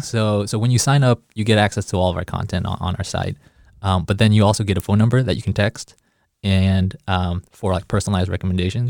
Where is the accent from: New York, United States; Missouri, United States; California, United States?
Missouri, United States; Kansas City; moved away as an adult; now in Chicago, United States; I grew up in Kansas City